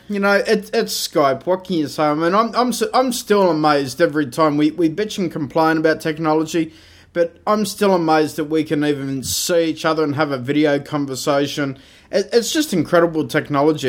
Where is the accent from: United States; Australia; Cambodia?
Australia; being an Australian